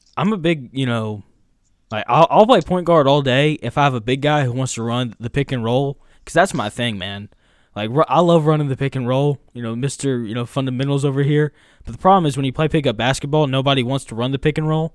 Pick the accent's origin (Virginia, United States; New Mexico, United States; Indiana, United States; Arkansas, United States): Arkansas, United States; Jacksonville; I'm from Jacksonville, Arkansas